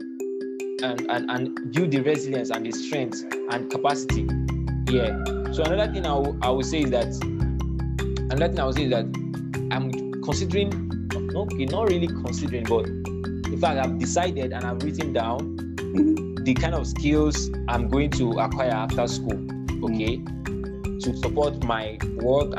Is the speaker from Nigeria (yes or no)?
yes; Nigeria; being a Nigerian student